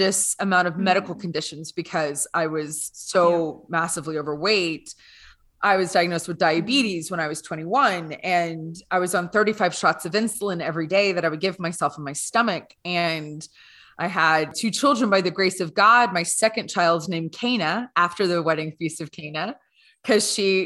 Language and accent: English; Louisiana, United States; now in Canada; I'm originally from Louisiana.